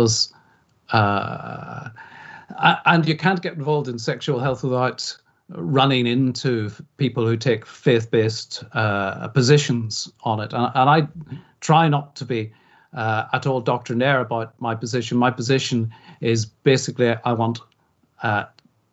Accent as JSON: {"language": "English", "town": "Belfast", "region": "Northern Ireland", "country": "United Kingdom", "tie": "born or raised there", "moved": "yes", "lives_now": "England, United Kingdom", "said": "I grew up on the Falls Road in Belfast, went to school on the Falls Road in Belfast"}